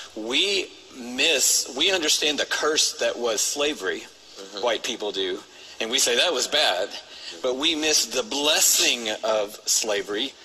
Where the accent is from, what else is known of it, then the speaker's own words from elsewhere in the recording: Atlanta, Georgia, United States; grow up in Atlanta